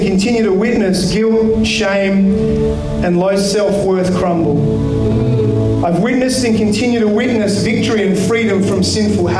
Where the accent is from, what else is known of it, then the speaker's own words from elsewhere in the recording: Kalgoorlie, Western Australia, Australia; Growing up in Kalgoorlie